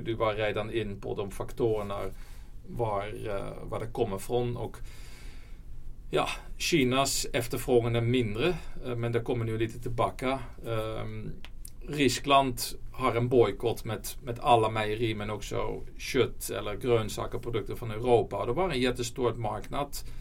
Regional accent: Netherlands; Swedish is a second language; now in Sweden; Jag, jag, kommer från Holland så min, mm. min svenska är inte alltid perfekt.

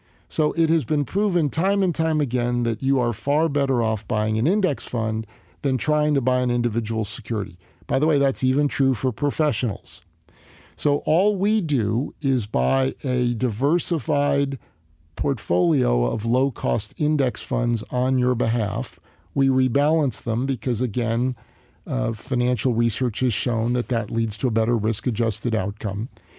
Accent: New Jersey, United States; Northern New Jersey.

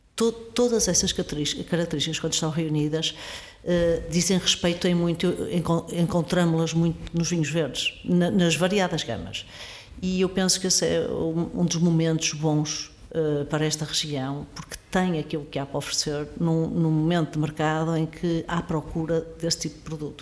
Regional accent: Porto, Norte, Portugal; moved away as an adult; eu sou, sou do Porto, cresci no Porto, estudei no Porto

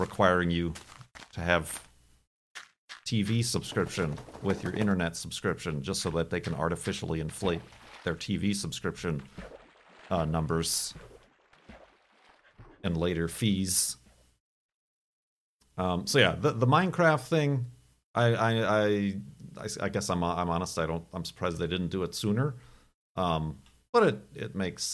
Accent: Chicago, Illinois, United States; moved away as an adult; also born or lived in Arizona; now in Seattle, United States; as a Chicagoan

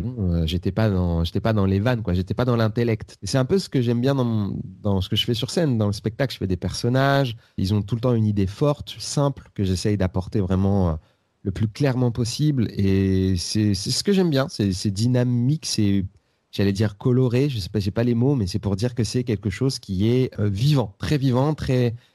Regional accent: Seine-Saint-Denis, Île-de-France, France; also born or lived in Bobigny / Aubervilliers / La Courneuve; Je suis né à, je euh, en Seine-Saint-Denis. Mais c'est pas très important, hein, mais bon, je... En fait, j'ai fait toute ma vie en Seine-Saint-Denis entre euh, Bobigny, Aubervilliers et La Courneuve.

